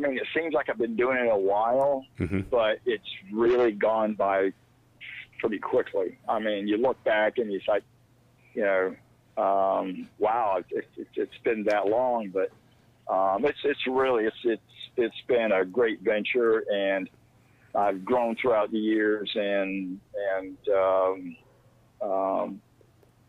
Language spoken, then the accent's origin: English; Jacksonville, Florida, United States; I'm from Jacksonville, Florida